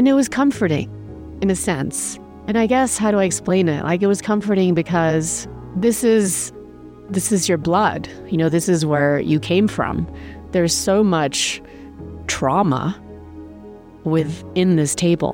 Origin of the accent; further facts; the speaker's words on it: England, United Kingdom; also born or lived in Germany; I grew up in England